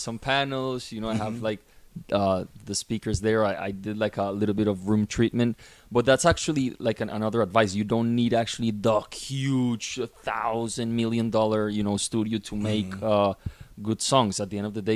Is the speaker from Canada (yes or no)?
no; Colombia; I'm actually from Colombia. I'm living in Colombia right now.